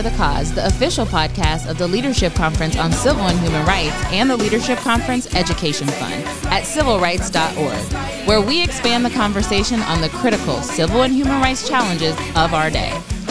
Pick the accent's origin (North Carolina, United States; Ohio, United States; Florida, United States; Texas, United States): Ohio, United States; moved away; also born or lived in Brooklyn, New York; I was a teacher in Brooklyn, New York, and all of my students had asthma, whereas I grew up in Ohio with fresher air